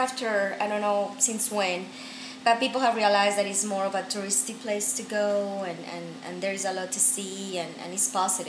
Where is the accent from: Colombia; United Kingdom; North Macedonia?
Colombia; moved away; When I tell people I'm from Colombia, they immediately relate it to Mexico.